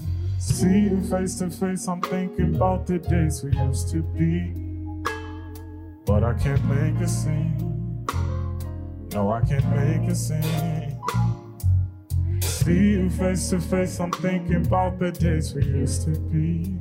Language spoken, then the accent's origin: English; Long Beach, California, United States; I'm from Long Beach, California